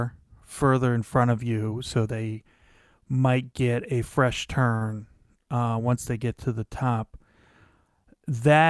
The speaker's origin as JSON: {"language": "English", "region": "Pennsylvania", "country": "United States", "tie": "born or raised there", "said": "I was a teenager growing up in Pennsylvania"}